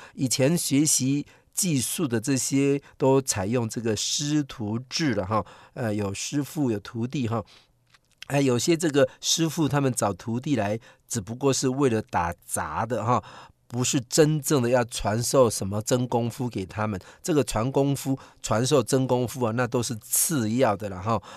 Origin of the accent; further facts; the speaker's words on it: Taiwan; 我们台湾人